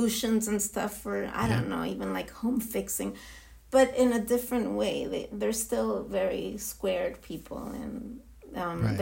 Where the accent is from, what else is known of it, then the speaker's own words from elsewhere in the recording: Santiago, Santiago Metropolitan Region, Chile; English is a second language; moved away as an adult; also born or lived in Israel / New York City / London / San Francisco; now in Miami, United States; I was born and raised in Santiago